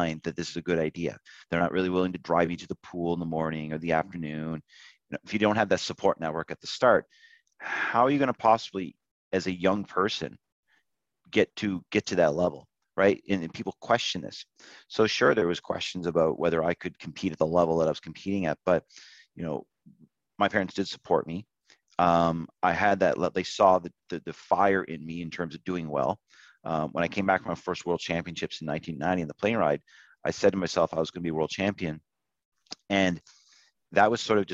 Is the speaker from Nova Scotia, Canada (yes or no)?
yes; Nova Scotia, Canada; when I was growing up in Nova Scotia